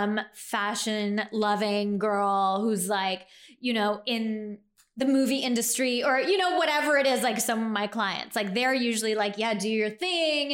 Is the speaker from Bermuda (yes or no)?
no; Canada; moved away as an adult; also born or lived in New York; I was living in New York at that time, so I'm Canadian